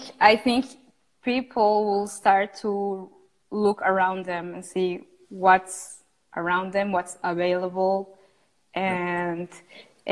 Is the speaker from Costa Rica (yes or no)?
yes; Costa Rica; I come from Costa Rica, where is where I'm at the moment